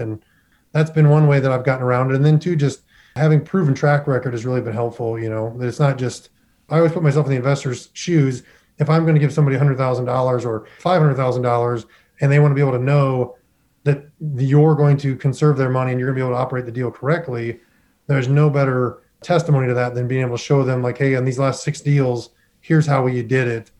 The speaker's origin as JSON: {"language": "English", "region": "Midwest", "country": "United States", "tie": "born or raised there", "said": "I was born and raised in the Midwest. I've always lived out in the Midwest"}